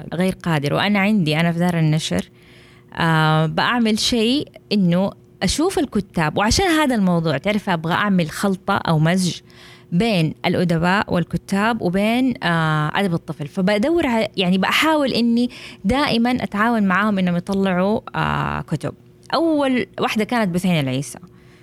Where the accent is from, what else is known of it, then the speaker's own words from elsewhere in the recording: Jeddah, Makkah Province, Saudi Arabia; عندنا في السعوديه في جده